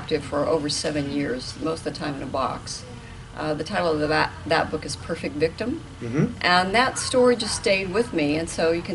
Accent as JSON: {"language": "English", "region": "Northern California", "country": "United States", "tie": "born or raised there", "also_born_or_lived": "Japan", "moved": "as an adult", "said": "my hometown in Northern California"}